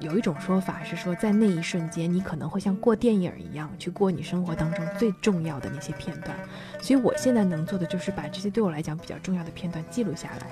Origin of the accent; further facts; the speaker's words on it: Yangzhou, Jiangsu, China; 我们扬州人叫青蒜